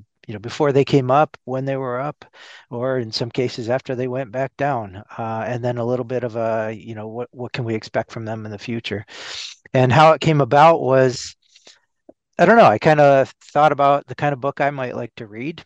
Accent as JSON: {"language": "English", "town": "Seattle", "region": "Washington", "country": "United States", "tie": "born or raised there", "moved": "as an adult", "lives_now": "New York, United States", "said": "ever since I was a little kid growing up in Seattle"}